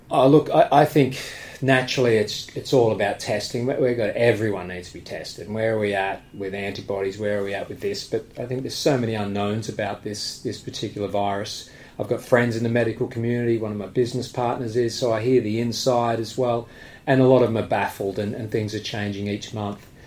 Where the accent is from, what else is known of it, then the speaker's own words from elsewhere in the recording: Australia; now in United Kingdom; I'm, from Australia, but I'm a British resident.